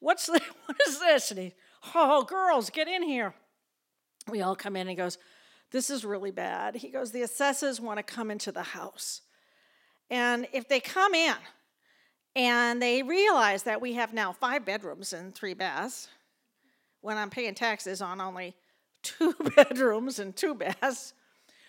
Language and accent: English; Lowell, Massachusetts, United States; also born or lived in Winchester, Massachusetts; I was born in Lowell, Massachusetts.